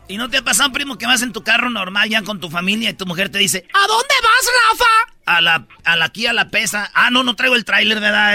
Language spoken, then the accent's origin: Spanish; Jalisco, Mexico; yo soy de Jalisco